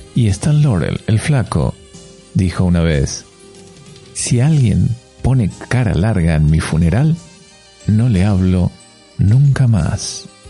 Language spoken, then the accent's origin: Spanish; Argentina; now in Barcelona, Spain; vos sos argentino como yo